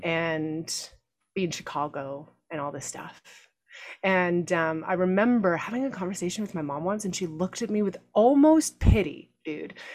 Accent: Canada; moved away; growing up in Canada

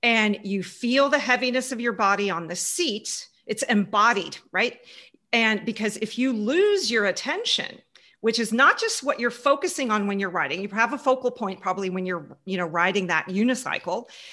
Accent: Houston, Texas, United States; moved away; also born or lived in Germany / Munich, Germany / Canada; I grew up in Houston, right behind Mission Control, right behind NASA Space Station, NASA Space Center

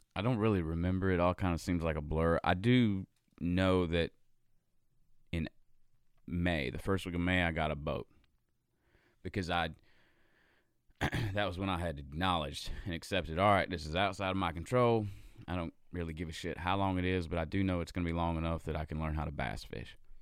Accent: Gastonia, North Carolina, United States; moved away as an adult; also born or lived in Charlotte, North Carolina; now in Nashville, United States; I was in a band in my hometown. I'm from a little town called Gastonia, North Carolina

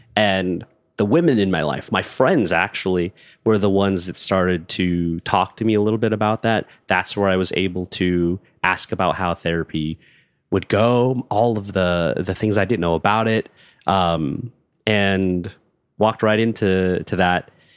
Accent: Los Angeles, California, United States; I was born and raised in Los Angeles, California

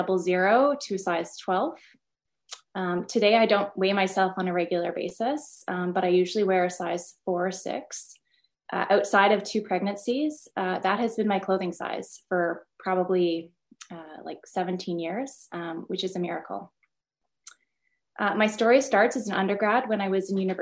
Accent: Ottawa, Ontario, Canada; I'm from Ottawa, Canada.

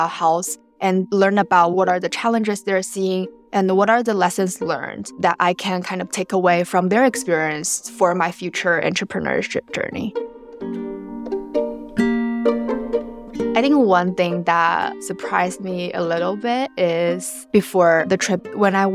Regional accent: Shanghai, China; moved away; I'm originally from Shanghai, China

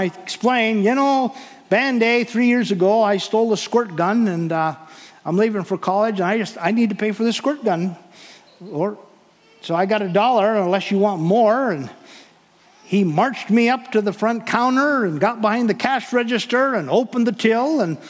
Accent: Williston, North Dakota, United States; I grew up outside of Williston, North Dakota

